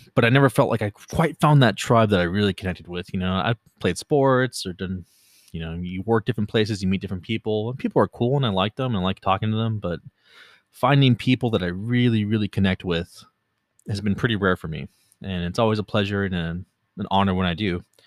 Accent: Los Angeles, California, United States; I was born in California, born and raised in California. Pretty much lived in L A the vast majority of my life, the L, general L A area.

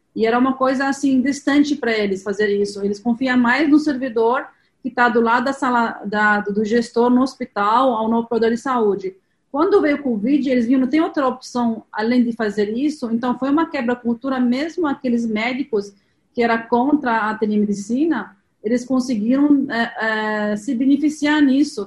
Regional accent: Lebanon; Portuguese is a second language; moved away as an adult; now in Brazil; Eu sou libanesa, tenho um pouco de sotaque, estou aqui no Brasil há, 20, há 23 anos

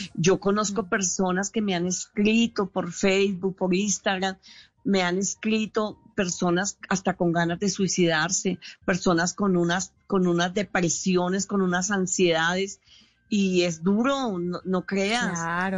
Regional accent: Colombia; yo soy humorista colombiana

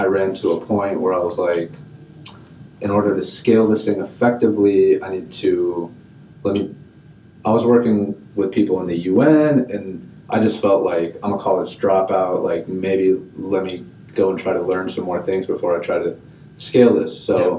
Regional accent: Houston, Texas, United States; moved away as an adult; also born or lived in Dubai; now in Austin, United States; I was born in Houston

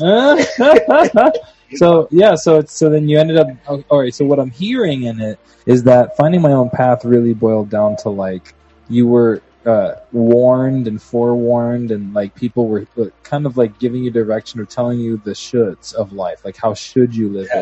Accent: Puerto Rico; from Puerto Rico

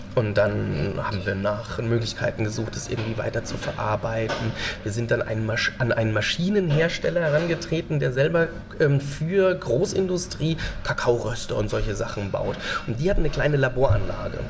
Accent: Nüdlingen, Bavaria, Germany; eine Behindertenwerkstatt in meinem Heimatdorf in Nüdlingen

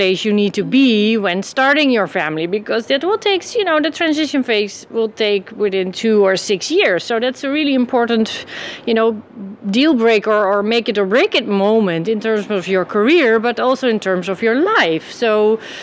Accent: Amsterdam, North Holland, Netherlands; I'm from the Netherlands, Amsterdam, and my company is Pro Parents.

